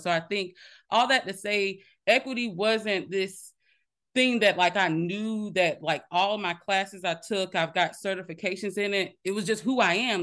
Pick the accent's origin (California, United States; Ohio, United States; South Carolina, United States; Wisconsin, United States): South Carolina, United States; Minetta; I was actually born and raised in Minetta, South Carolina, small town, no stoplights.